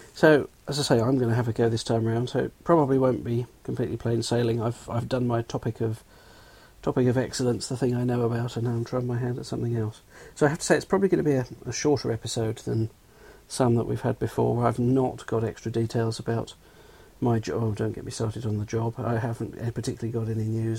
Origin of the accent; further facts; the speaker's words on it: London, United Kingdom; I'm from England, southwest London, so the accent is real